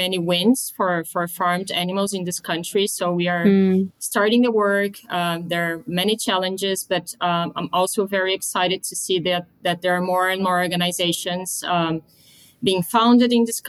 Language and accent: English; Brazil; moved away as an adult; also born or lived in London; I grew up in Brazil. I am Brazilian.